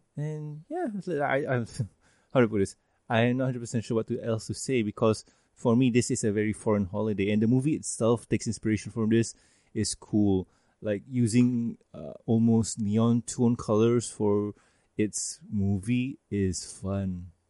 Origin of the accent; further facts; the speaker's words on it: Malaysia; a Malaysian